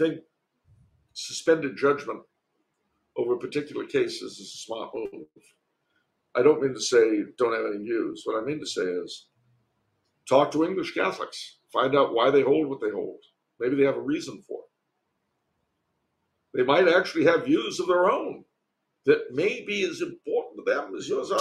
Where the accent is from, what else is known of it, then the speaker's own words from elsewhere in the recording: California, United States; as a Californian